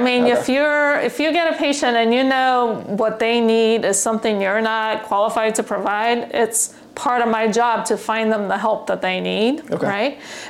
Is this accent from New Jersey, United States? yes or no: no; California, United States; Well, this was difficult because I'm from California, and where the restrictions were a lot greater